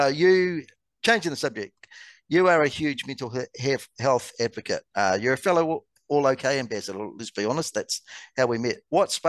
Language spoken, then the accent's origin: English; Canada; For me, and you're going to laugh at this as a Canadian, I come home because the hockey games are on at the most ridiculous times here